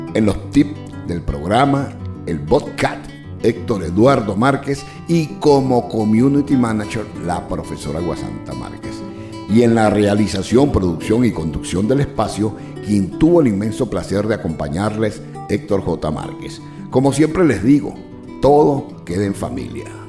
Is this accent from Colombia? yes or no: no; Venezuela; now in Orlando, United States; nuestra Venezuela